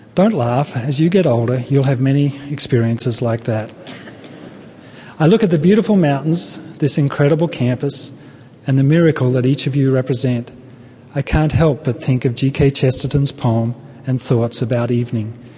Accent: Australia; moved away as an adult; also born or lived in Brisbane, Australia; now in United States; I come from Australia

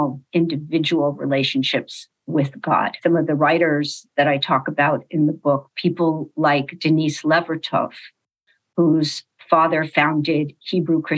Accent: Los Angeles, California, United States; So I was born in Los Angeles

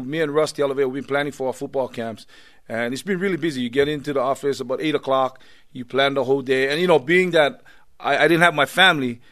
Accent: Laie, Hawaii, United States; moved away; Laie, my hometown

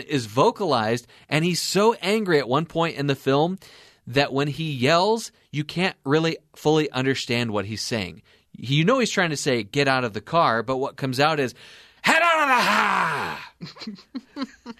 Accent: California, United States; my home state, which was California

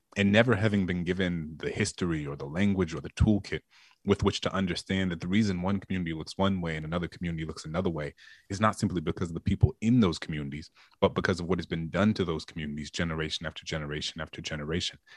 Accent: New Orleans, Louisiana, United States; my hometown of New Orleans

